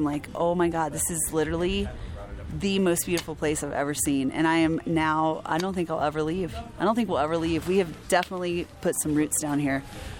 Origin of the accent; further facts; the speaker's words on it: Florida, United States; now in Grand Junction, United States; I live here in Grand Junction currently. I've been here for 5 years. But like you know, I'm from North Florida.